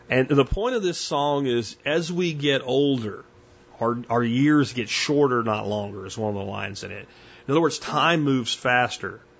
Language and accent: English; Pennsylvania, United States; also born or lived in Jacksonville, Florida; There's a lot of places that I loved as a kid where I grew up in Pennsylvania and Jacksonville, Florida as well as swamps.